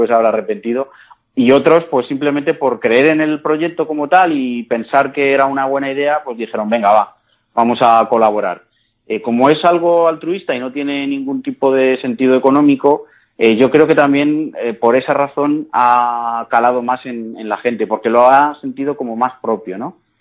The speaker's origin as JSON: {"language": "Spanish", "town": "Cuenca", "region": "Castilla-La Mancha", "country": "Spain", "said": "ni siquiera los propios conquenses tenemos ese orgullo de decir, oye, que soy de Cuenca"}